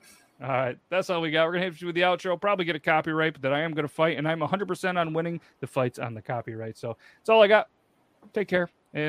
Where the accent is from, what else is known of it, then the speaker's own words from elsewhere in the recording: United States; we're from the States, and I've never been to Ireland.